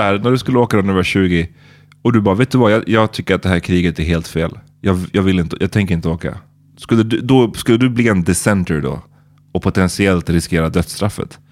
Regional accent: Sweden; man som svensk

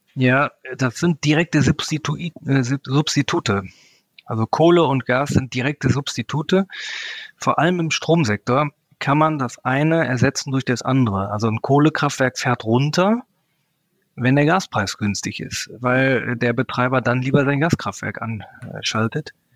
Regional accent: Germany; als Deutsche

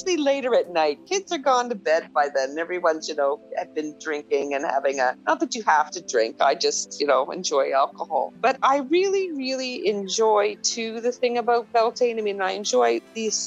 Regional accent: Annapolis Valley, Nova Scotia, Canada; I'm from the Annapolis Valley originally.

